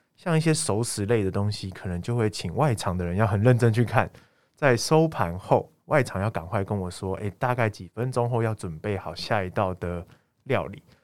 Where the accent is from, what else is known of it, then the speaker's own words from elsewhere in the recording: Taiwan; 我们台湾也很常吃有一间叫做阿芙里拉面